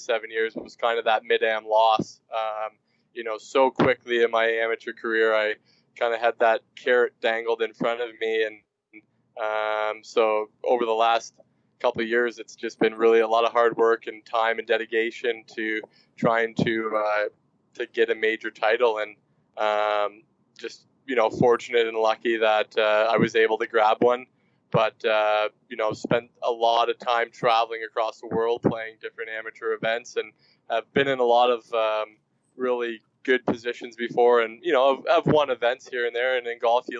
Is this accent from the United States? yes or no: no; Canada; growing up in Canada, you're pretty much born with a pair of skates on your feet